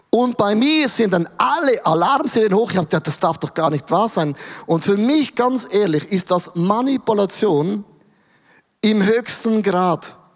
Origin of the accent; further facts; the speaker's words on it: Switzerland; finde ich als Schweizer problematisch, weil wir haben ja schon alles.